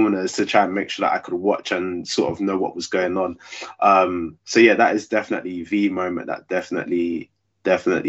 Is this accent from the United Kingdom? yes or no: yes; London, United Kingdom; I grew up in South London, but I was born in West London